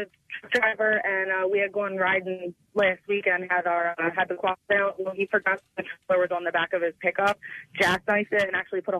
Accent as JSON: {"language": "English", "region": "New Jersey", "country": "United States", "said": "Yeah, we're from Jersey."}